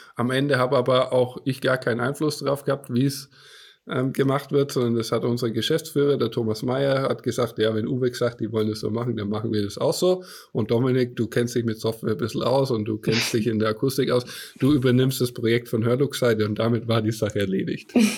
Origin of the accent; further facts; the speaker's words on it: Franconia, near Nuremberg, Bavaria, Germany; ich lebe in der Nähe von Nürnberg im schönen Franken. Bayern darf man ja nicht sagen, wir sind ja Franken